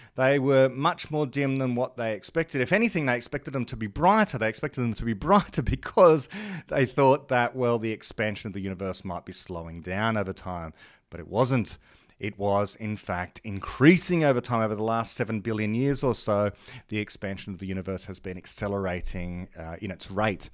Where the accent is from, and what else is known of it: Australia